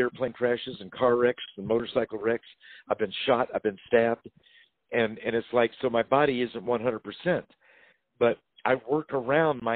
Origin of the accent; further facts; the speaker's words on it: Louisville, Kentucky, United States; I was born in Louisville, Kentucky